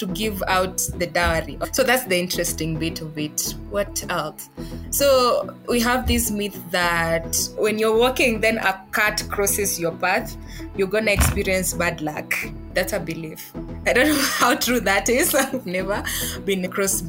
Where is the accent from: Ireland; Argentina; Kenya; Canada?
Kenya; western Kenya, Vihiga County; I come from the western side of Kenya. Yeah. I'm from Vihiga County